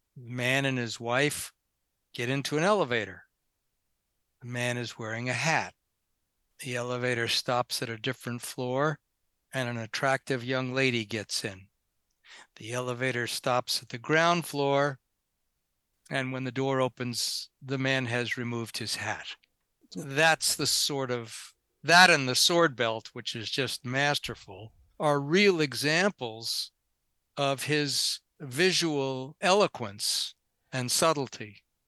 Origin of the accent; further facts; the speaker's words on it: New York, United States; now in Santa Monica, United States; I grew up in New York